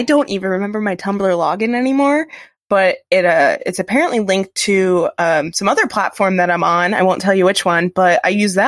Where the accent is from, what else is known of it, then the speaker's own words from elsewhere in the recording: United States; I'm an American.